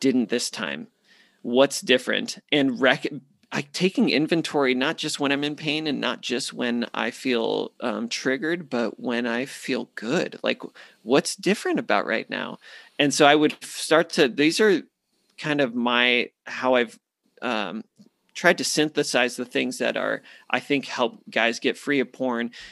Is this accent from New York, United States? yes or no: no; Phoenix, Arizona, United States; moved away as an adult; born and raised in Phoenix, eighteen years with the same people